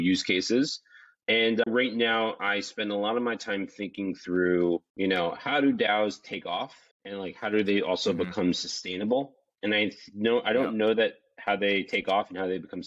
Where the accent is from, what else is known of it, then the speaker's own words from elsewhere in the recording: New York, United States; moved away as an adult; now in Miami, United States; I was born and raised in New York, lived there my whole life, moved to Miami about 2.5 years ago now